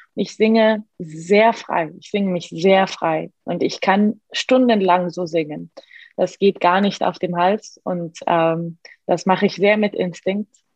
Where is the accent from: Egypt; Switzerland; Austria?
Egypt; German is a second language; moved away; also born or lived in Milan; Ich bin normal in Ägypten aufgewachsen, in einer sehr normalen, sehr ägyptischen Familie